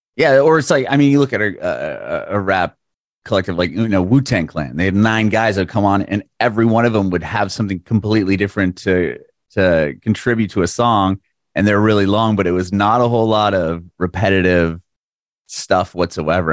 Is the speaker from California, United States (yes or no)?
yes; San Diego, California, United States; moved away; also born or lived in Bay Area, California; I'm from San Diego, but I lived in the Bay Area for, like, five